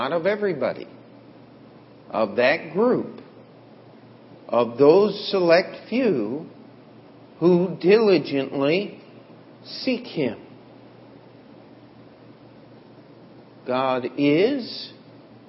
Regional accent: United States; as Americans

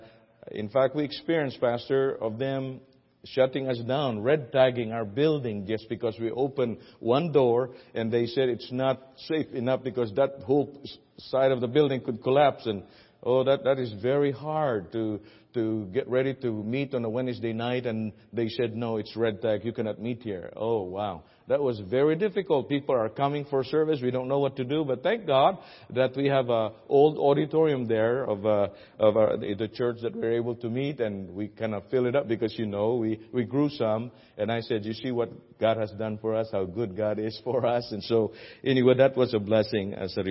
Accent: Philippines; moved away as an adult; now in United States; I'm an American citizen now, but you can't remove the love somehow about your country because that's where I was raised and born

